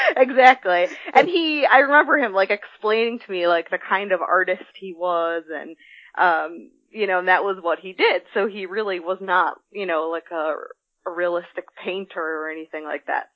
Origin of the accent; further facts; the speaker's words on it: Midwest, United States; I grew up in the Midwest